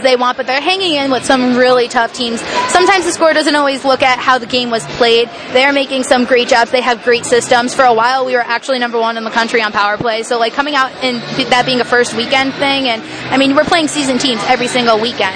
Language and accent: English; Connecticut, United States; I'm from Connecticut myself